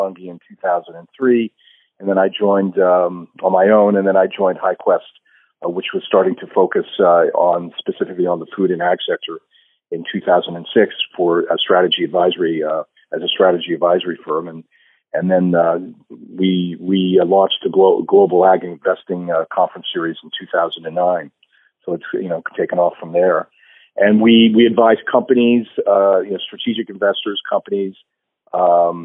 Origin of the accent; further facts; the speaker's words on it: New Jersey, United States; I grew up in New Jersey, about an hour south of New York